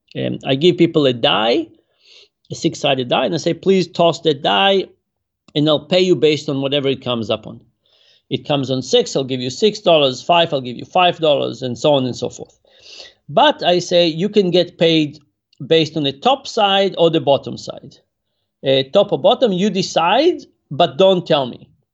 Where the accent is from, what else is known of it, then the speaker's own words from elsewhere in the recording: Israel; now in United States; I grew up in Israel